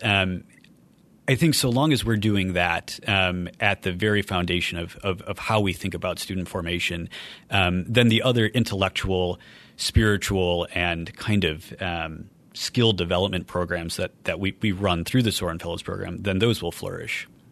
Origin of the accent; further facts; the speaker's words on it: Brecksville, Ohio, United States; moved away as an adult; now in South Bend, United States; Grew up in Cleveland, Ohio, just a four-hour drive from South Bend. Um, grew up in a small town called Brecksville in between Cleveland and Akron